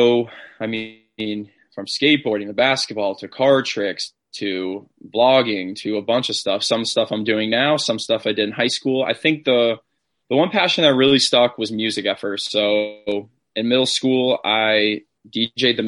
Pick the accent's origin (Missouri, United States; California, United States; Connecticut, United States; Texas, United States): Connecticut, United States; Granby; also born or lived in Port Chester, New York / Rye, New York / New Britain, Connecticut; I mainly grew up in Granby, Connecticut since I was 8 years old